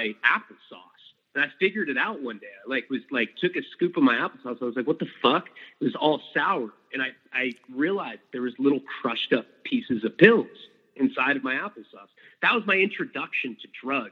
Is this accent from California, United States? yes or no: yes; Santa Barbara, California, United States; also born or lived in Boston, Massachusetts; I was born in Boston, Massachusetts, and I'm an only child. We moved out to California, Santa Barbara, California, when I was 3 years old